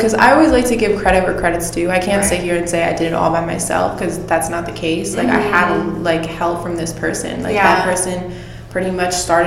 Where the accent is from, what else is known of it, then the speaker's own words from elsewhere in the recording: Long Island, New York, United States; now in Florida, United States; I'm from Long Island, New York